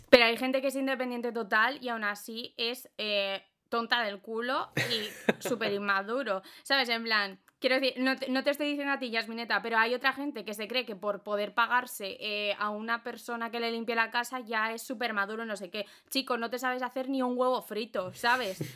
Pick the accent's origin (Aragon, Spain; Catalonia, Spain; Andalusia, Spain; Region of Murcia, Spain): Aragon, Spain; Zaragoza; yo si digo que soy de Zaragoza porque soy de Zaragoza